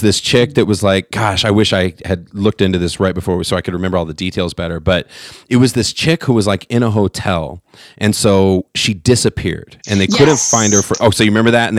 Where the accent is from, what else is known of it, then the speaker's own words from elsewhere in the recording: California, United States; now in Colorado, United States; I'm from California, so I wasn't always out here.